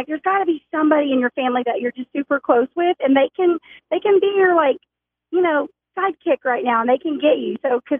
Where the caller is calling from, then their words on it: Bentonville, Arkansas, United States; calling from Bentonville.